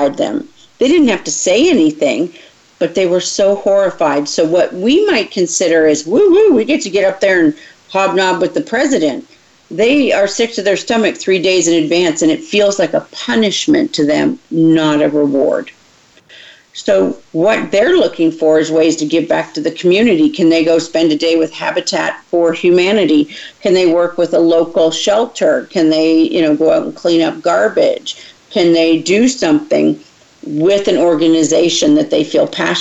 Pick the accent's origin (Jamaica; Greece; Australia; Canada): Canada; now in Texas, United States; I was raised in Canada, so things were very different here in Texas when I moved here.